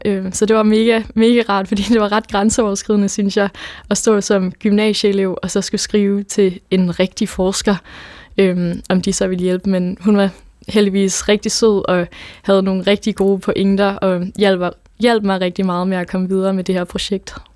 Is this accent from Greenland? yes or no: yes; Nuuk, Sermersooq, Greenland; first language Danish; now in Odense, Denmark